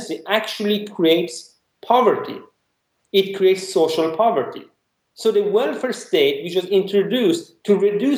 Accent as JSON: {"language": "English", "country": "Iran", "said": "I'm from Iran"}